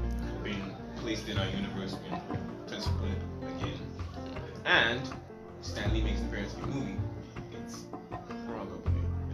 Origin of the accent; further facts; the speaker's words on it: Sudan; I'm from Sudan.